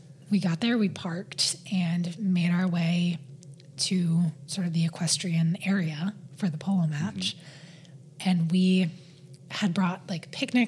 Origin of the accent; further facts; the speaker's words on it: New England, United States; growing up in New England, in the type of family that I did